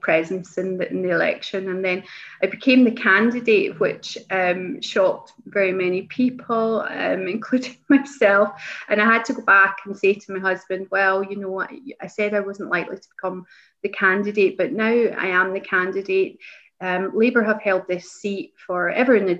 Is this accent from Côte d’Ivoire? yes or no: no; East Kilbride, Scotland, United Kingdom; also born or lived in Lesmahagow; I grew up in East Kilbride, which is the big town area that I represent